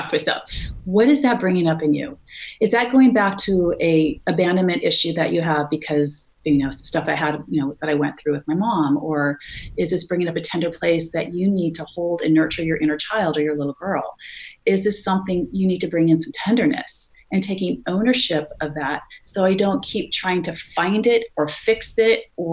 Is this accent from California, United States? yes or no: yes; California, United States; moved away; I'm from California